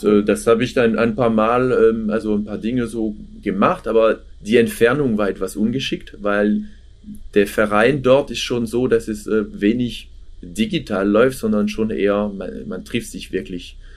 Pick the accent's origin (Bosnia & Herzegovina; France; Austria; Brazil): France; now in Germany; ich komme ursprünglich aus Frankreich